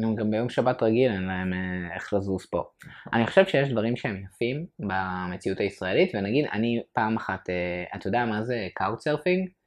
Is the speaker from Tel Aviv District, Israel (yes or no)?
yes; Ramat Gan, Tel Aviv District, Israel; גדלתי ברמת גן, שזה מקום חילוני